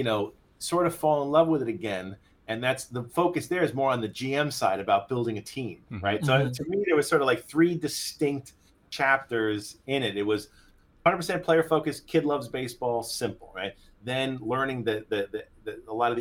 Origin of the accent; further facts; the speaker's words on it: Long Island, New York, United States; also born or lived in Tokyo, Japan; Born and raised on Long Island.